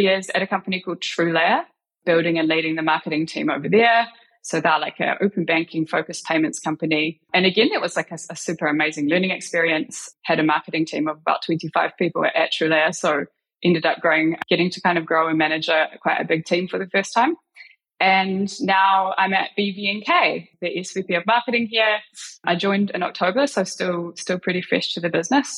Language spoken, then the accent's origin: English; New Zealand; I grew up in New Zealand